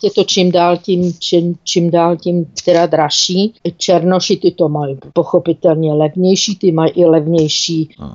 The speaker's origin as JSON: {"language": "Czech", "country": "Czechia", "moved": "as an adult", "lives_now": "South Africa", "said": "já jsem byla ve městě, kde jsem teda jako č Čech byla úplně, úplně sama"}